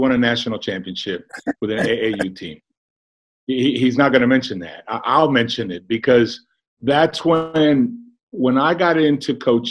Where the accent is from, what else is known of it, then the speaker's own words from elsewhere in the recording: San Antonio, Texas, United States; I'm from the South Side. I'm Harlandale graduate.